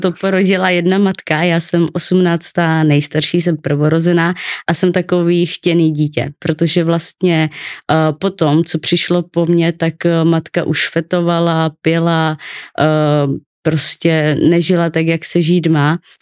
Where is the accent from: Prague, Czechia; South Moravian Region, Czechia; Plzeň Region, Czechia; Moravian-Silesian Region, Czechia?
Moravian-Silesian Region, Czechia; Ostrava; also born or lived in Olomouc; já jsem se narodila v Ostravě